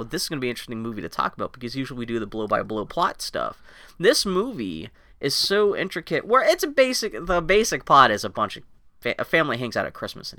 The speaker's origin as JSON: {"language": "English", "country": "United States", "said": "as an American"}